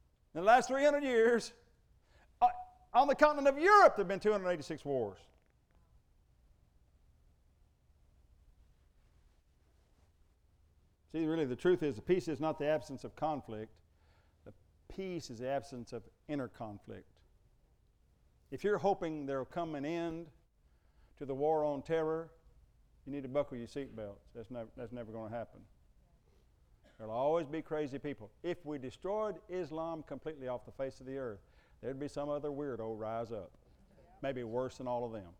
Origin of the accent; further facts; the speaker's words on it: United States; I'm an American